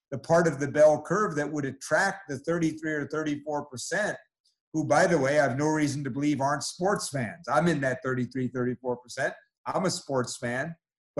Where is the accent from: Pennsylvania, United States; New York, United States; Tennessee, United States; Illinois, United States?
New York, United States; New York City; I grew up in New York City